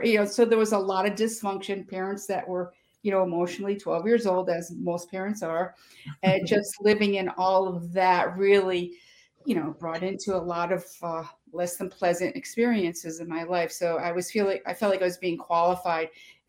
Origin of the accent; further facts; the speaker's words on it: Schenectady, New York, United States; In Schenectady, New York.